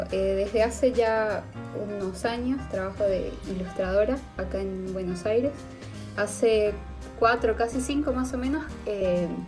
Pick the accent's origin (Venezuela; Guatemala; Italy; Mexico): Venezuela; Andes; accent: Venezuelan and Argentine mix; now in Argentina; somos una gocha más para el, para el podcast.